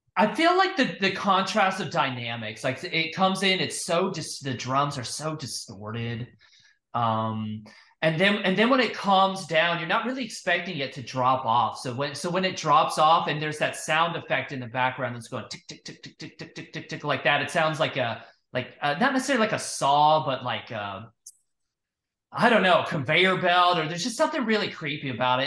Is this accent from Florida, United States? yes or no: yes; Florida, United States; where I grew up in Florida